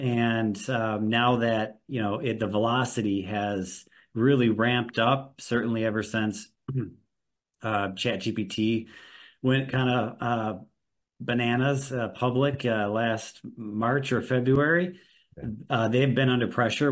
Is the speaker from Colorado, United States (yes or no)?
no; Milwaukee, Wisconsin, United States; I'm also from Milwaukee, Wisconsin